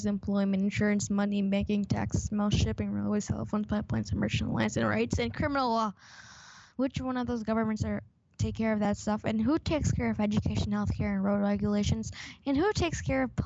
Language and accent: English; Canada; I'm Canadian.